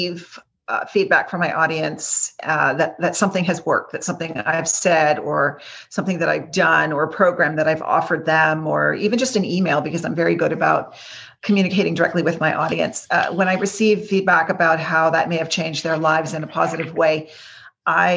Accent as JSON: {"language": "English", "region": "Quebec", "country": "Canada", "also_born_or_lived": "Greater Toronto Area", "moved": "yes", "lives_now": "Toronto, Canada", "said": "originally from the province of Quebec, but now I'm in the Greater Toronto area."}